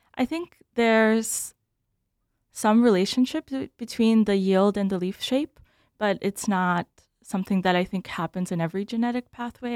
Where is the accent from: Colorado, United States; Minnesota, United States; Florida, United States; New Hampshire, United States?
Minnesota, United States; Bloomington; also born or lived in Belarus; I grew up in Bloomington, where I went to high school